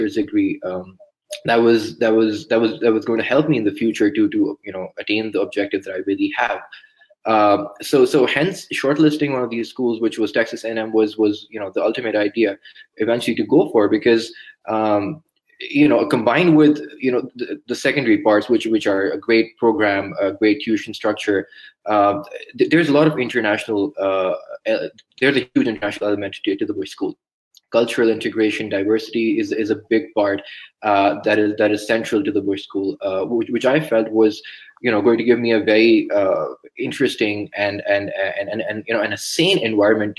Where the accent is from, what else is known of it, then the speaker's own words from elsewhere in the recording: Pakistan; moved away as an adult; now in California, United States; I come from Pakistan, right? A country like many developing nations that are facing a lot of social issues, social challenges, political challenges. And you know, growing up as a teenager